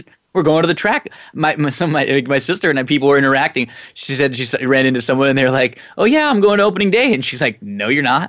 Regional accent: California, United States; We are from California

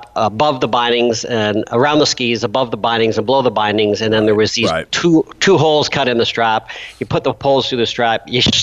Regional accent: Canada; I'm a Canadian

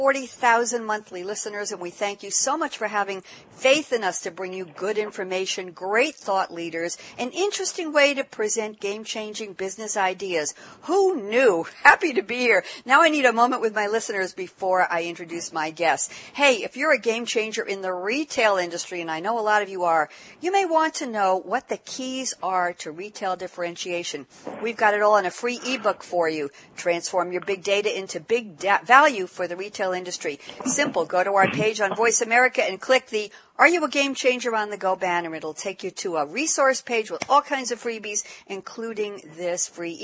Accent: New York, United States; I'm a New Yorker

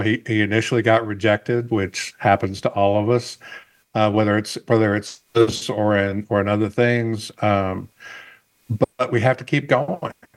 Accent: the South, United States; I'm from the South

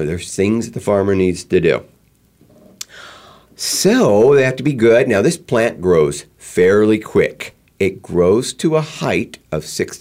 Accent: East Coast, United States; I grew up on the East Coast

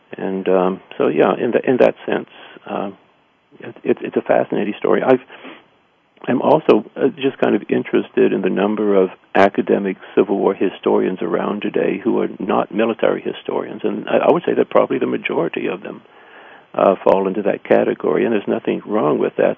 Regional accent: Missouri, United States; I grew up in Missouri

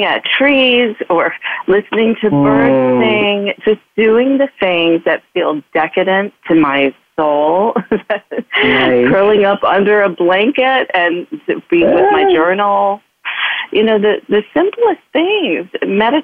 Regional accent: Midwest, United States; I'm a girl from the Midwest who is raised to be nice at all costs

